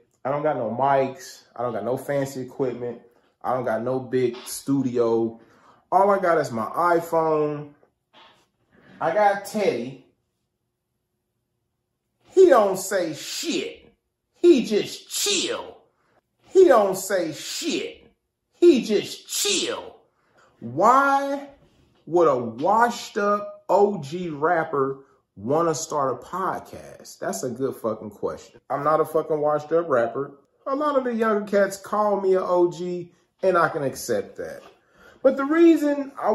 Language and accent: English; Kansas City, United States; I grew up in the Kansas City area